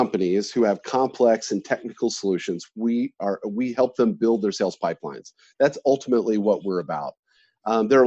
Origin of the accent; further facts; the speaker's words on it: Texas, United States; I'm from Texas